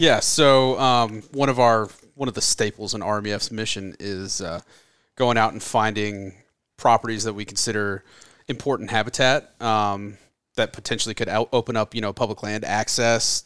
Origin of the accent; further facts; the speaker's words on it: Florida, United States; moved away as an adult; now in California, United States; I'm from Florida, and I, I grew up, you know, shooting undersized whitetails and chasing osceola turkeys